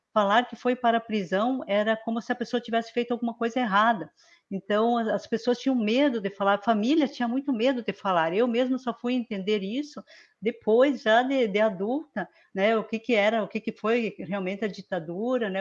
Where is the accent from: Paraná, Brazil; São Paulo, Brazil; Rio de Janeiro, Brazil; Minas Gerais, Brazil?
Paraná, Brazil; Francisco Beltrão; also born or lived in Mariano Moro, Rio Grande do Sul; eu nasci em Mariano Moro, né? Sou ali do Rio Grande do Sul, é, mas vim para o Paraná com três anos de idade e é aqui no município de Francisco Beltrão, no sudoeste do Paraná